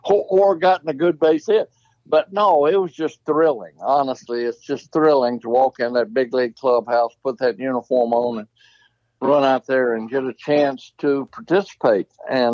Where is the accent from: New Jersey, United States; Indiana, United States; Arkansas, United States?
Arkansas, United States; I grew up in Arkansas and I was an Arkansas fan